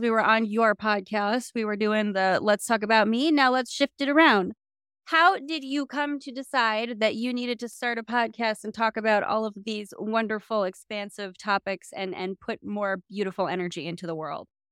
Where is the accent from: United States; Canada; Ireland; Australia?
United States; South Dakota; I come from South Dakota. I know what tiny little town and limited options on the ground looks like